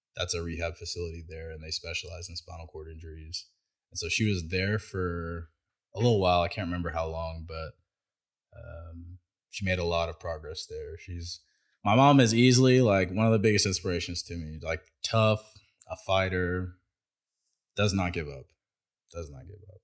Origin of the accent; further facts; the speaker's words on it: Bryan, Texas, United States; also born or lived in College Station, Texas; I was born at the St. Joe's in Bryan, Texas. So um, I grew up there